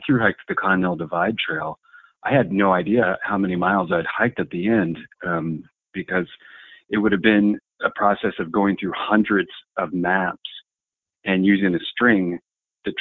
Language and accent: English; United States; I'm a American professional long-distance backpacker